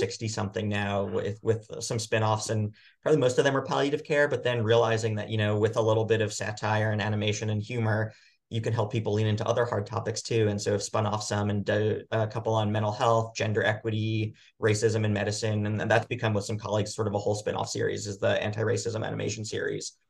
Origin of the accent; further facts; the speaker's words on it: Long Island, New York, United States; moved away; I grew up in New York on Long Island